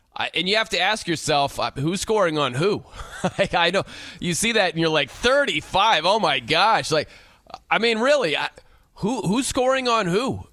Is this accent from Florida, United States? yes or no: no; South Bend, Indiana, United States; I'm from South Bend